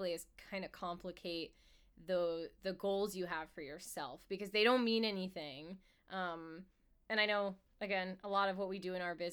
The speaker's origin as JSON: {"language": "English", "country": "United States", "said": "I am American"}